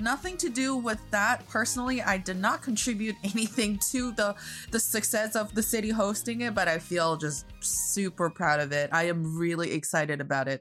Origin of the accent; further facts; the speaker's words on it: Northeast China, China; now in Beijing, China; I am proudly representing the cold Northeast part of China